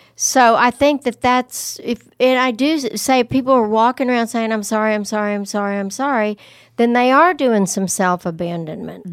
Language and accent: English; the South or Texas, United States; growing up in the South or in Texas